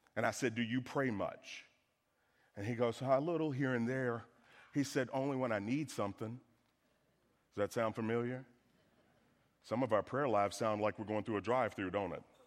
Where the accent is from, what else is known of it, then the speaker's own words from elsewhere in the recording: the South, United States; I'm from the South